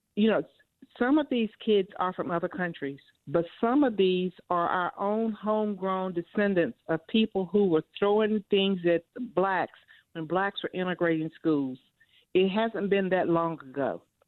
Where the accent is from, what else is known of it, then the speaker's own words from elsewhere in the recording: the South, United States; I'm from the South